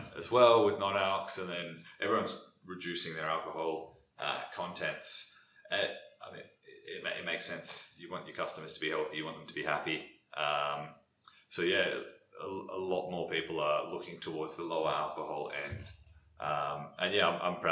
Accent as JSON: {"language": "English", "region": "South Australia", "country": "Australia", "moved": "yes", "lives_now": "Melbourne, Australia", "said": "I'm not from Melbourne. I'm from South Australia"}